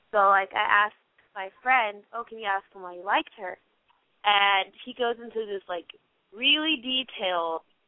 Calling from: Los Angeles, California, United States; I'm from Los Angeles, and I'm 17.

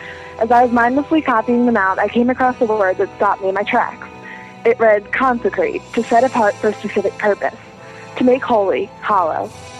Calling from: Pennsylvania, United States; Hey, MuggleCasters. … from Pennsylvania.

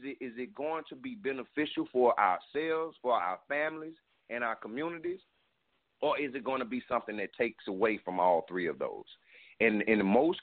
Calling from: South Carolina, United States; I'm calling from South Carolina

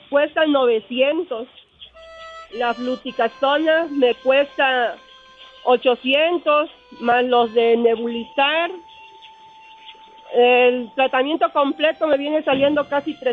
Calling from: Puebla, Mexico; la de Puebla.

